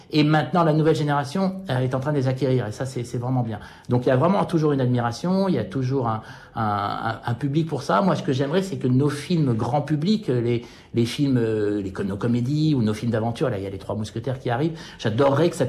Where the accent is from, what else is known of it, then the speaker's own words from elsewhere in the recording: United States; French is a second language; now in France; Et moi, en tant qu'Américain et en tant qu'observateur du cinéma Hollywood, je jalouse ça